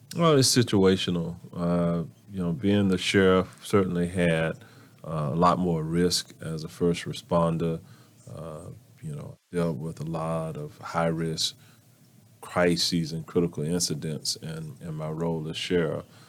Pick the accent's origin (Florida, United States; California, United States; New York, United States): Florida, United States; Orlando; I was born and raised right here in Orlando.